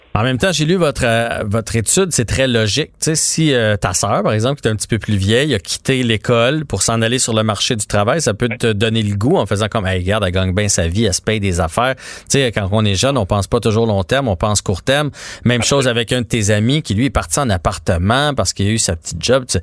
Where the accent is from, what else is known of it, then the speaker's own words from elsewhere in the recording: Quebec, Canada; en tant que Québécois